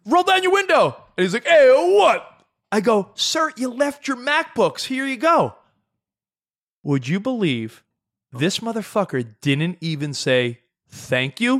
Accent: New York, United States; moved away as an adult; now in Los Angeles, United States; I lived in New York thirty-five years of my life. I've been out in Los Angeles seven years. I know I'm forty-two.

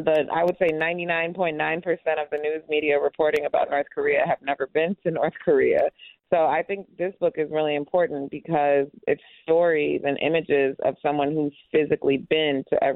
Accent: Uganda; also born or lived in United States; I'm also Ugandan, so growing up going back and forth between the U.S. and Uganda.

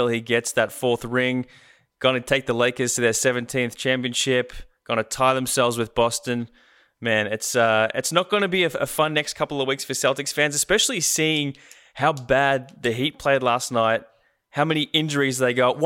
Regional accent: Australia; We didn't have cable TV growing up in Australia

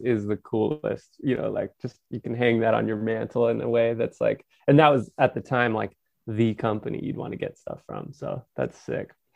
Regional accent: Napa, California, United States; I'm from Napa, which is just an hour north of San Francisco

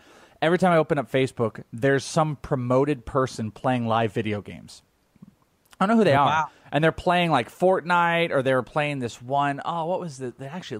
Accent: Wales, United Kingdom; I'm Welsh.

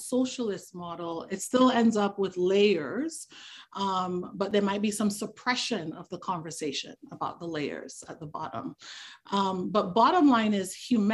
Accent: Tobago, Trinidad & Tobago; moved away; growing up where I grew up in Trinidad and Tobago, particularly growing up in Tobago

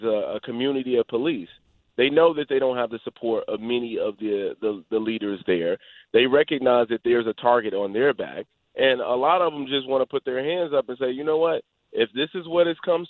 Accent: Chicago, Illinois, United States; back when I was growing up in Chicago

